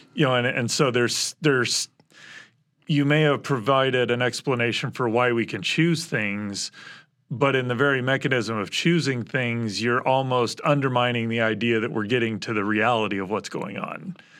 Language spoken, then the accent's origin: English; Midwest, United States; I was born in the Midwest.